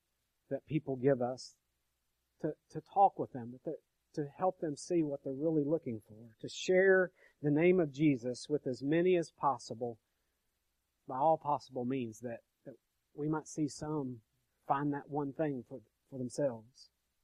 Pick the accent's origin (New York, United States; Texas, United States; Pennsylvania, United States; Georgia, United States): New York, United States; but I'm from upstate New York.